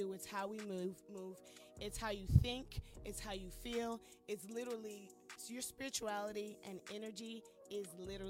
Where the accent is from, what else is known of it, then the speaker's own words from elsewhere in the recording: California, United States; also born or lived in Johnson County; I grew up in different parts of California. Both my parents are Air Force.